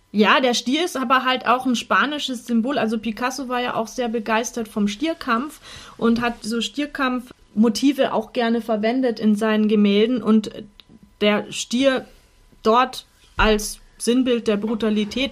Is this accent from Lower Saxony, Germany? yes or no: no; Munich, Bavaria, Germany; uns als Münchner